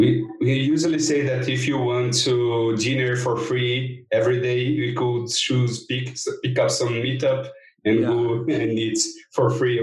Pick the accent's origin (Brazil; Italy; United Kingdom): Brazil; São Paulo; I'm a GDE from Brazil, Sao Paulo.